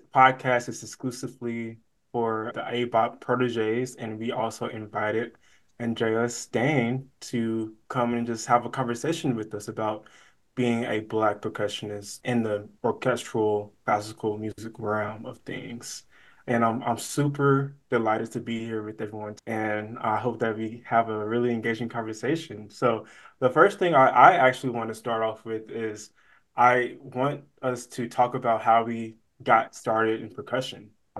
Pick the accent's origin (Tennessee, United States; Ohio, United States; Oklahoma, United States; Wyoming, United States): Tennessee, United States; Jackson; moved away as an adult; now in Dallas, United States; I am based in Dallas, Texas, but I'm originally from Jackson, Tennessee, and I am a second year master's student in percussion performance at Southern Methodist University.